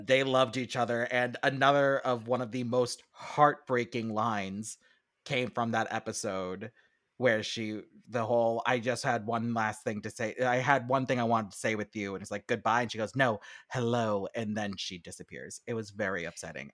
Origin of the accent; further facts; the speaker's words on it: United States; being American